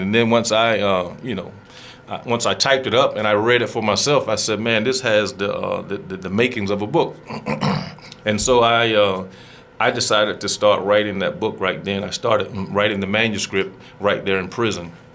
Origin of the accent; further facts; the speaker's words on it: Greenville, North Carolina, United States; I am from Greenville, North Carolina I'm 50 years old now